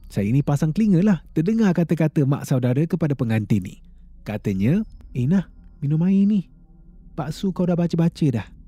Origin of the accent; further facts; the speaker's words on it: Kuala Lumpur, Malaysia; sebab saya dari Kuala Lumpur KL. Ya, Kuala Lumpur